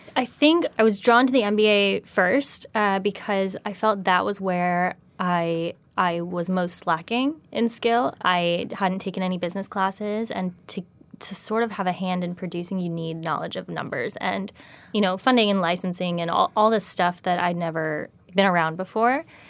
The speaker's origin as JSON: {"language": "English", "region": "Virginia", "country": "United States", "tie": "born or raised there", "also_born_or_lived": "Los Angeles", "moved": "as an adult", "said": "grew up in Virginia"}